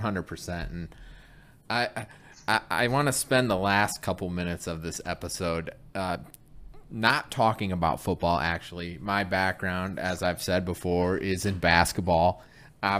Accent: Flint, Michigan, United States; I grew up in Michigan. I'm from Flint, Michigan.

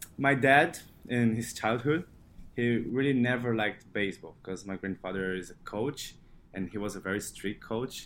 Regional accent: São Paulo, Brazil; first language Portuguese; English is a second language; moved away as an adult; now in United States; I grew up in the biggest city in my country. It's called São Paulo.

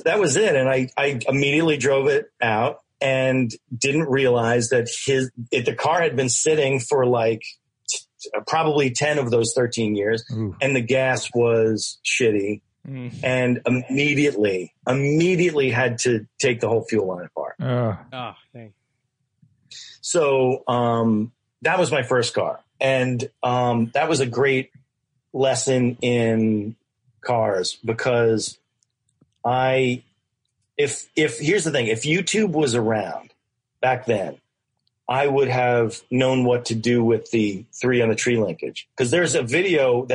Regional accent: Westchester, New York, United States; I didn't live in the city. So, I mean, I grew up in Westchester

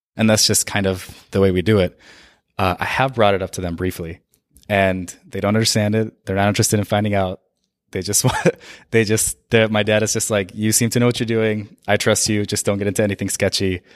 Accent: Saudi Arabia; now in United States; I was born and raised in Saudi Arabia

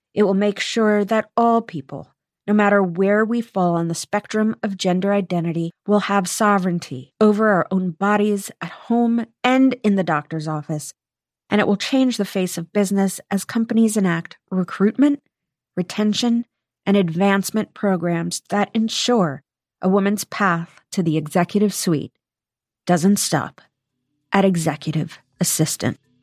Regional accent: United States; I am an American

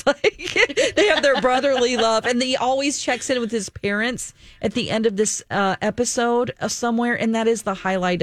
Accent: Ozark, Missouri, United States; I'm from Ozark

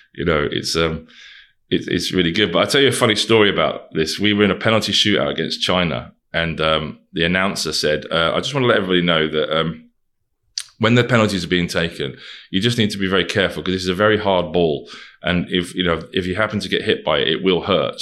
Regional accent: Wigan, North West England, United Kingdom; some lad from Wigan.

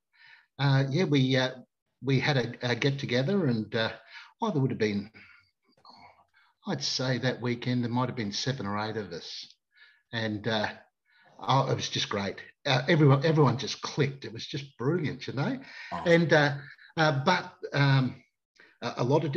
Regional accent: Queensland, Australia; being a Queenslander

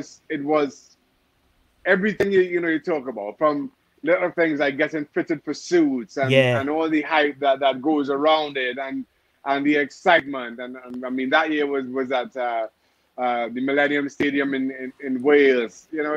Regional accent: Trinidad & Tobago; You know, I grew up in Trinidad Tobago where, you know, you had two channels on TV.

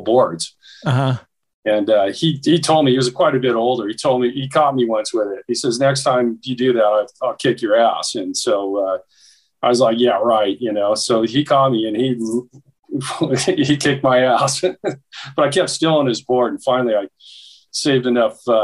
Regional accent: Sierra Madre, California, United States; also born or lived in Pasadena, California / Monrovia, California; I'm in Monrovia, California, just, you know, not far from where I grew up in Sierra Madre.

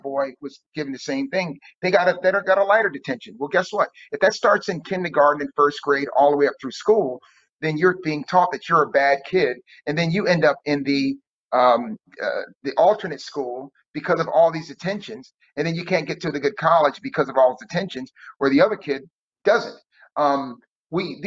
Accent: New Jersey, United States; New Jersey.

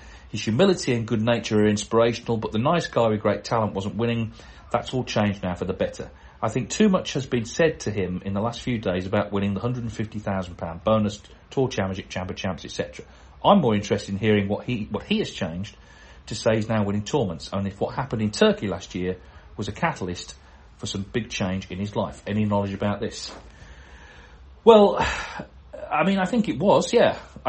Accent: Gloucester, South West England, United Kingdom; So pleased he pulled this one off, particularly as I'm also from the Gloucester area.

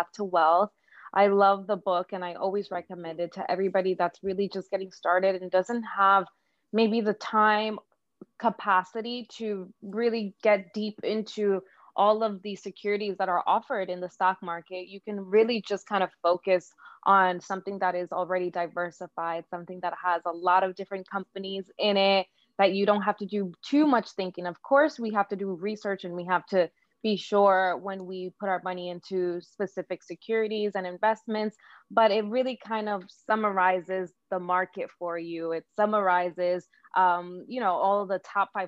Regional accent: Dominican Republic; now in New York, United States; I'm from the Dominican Republic.

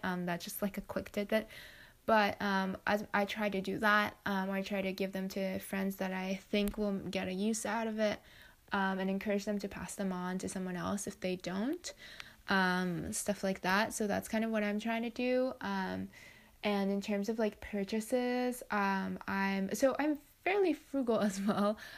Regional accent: Japan; I grew up in Japan, um, where I live, we have a very, like, w, even within Japan, we have a fairly strict recycling system.

